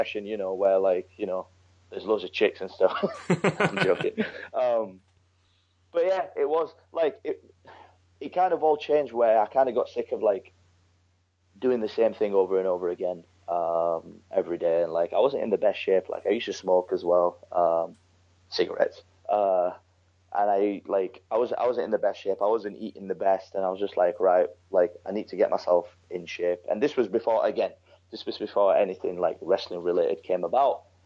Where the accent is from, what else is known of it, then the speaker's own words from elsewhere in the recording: Yorkshire and the Humber, United Kingdom; moved away; also born or lived in Pakistan / London / New York; I'm not from London, I'm from like West Yorkshire. It's like a small town just outside Leeds